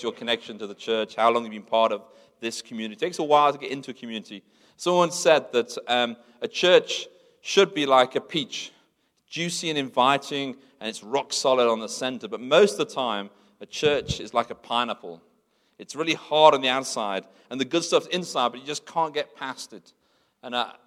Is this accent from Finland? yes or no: no; England, United Kingdom; moved away as an adult; now in South Africa; I'm born in England. I speak English. England's my home country.